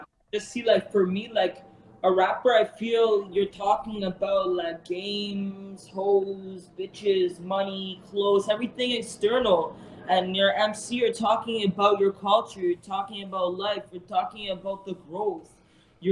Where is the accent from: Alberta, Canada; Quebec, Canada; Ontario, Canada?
Quebec, Canada; Montreal; I'm from Montreal